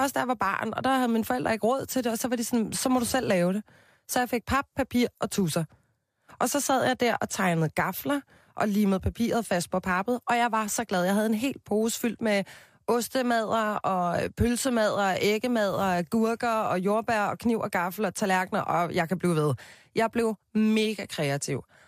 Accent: Copenhagen, Capital Region of Denmark, Denmark; Jeg voksede op på Christianshavn med min mor og min far

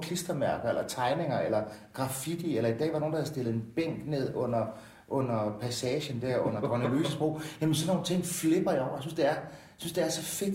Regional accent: Jordløse, Southern Denmark, Denmark; født og opvokset i Jordløse, 5 km fra det boede

